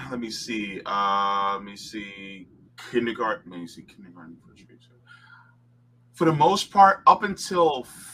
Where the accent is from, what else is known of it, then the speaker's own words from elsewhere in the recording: Florida, United States; also born or lived in New Jersey; I'm actually originally from New Jersey, but I live most of my life here in Florida